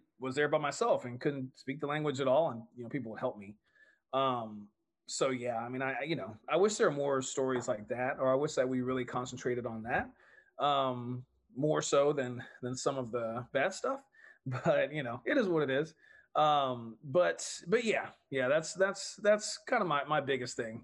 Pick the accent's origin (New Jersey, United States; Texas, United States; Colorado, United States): Texas, United States; I'm a Texan